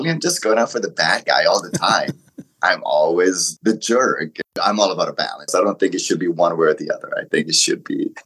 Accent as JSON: {"language": "English", "country": "Italy", "tie": "born or raised there", "also_born_or_lived": "Morocco", "second_language": "English", "moved": "yes", "lives_now": "North America", "said": "I was born in Italy. My background is Italian, Moroccan. And I remember moving to North America"}